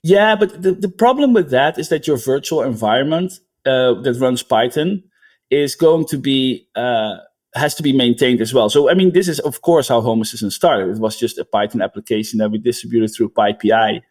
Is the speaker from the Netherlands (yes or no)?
yes; Netherlands; now in United States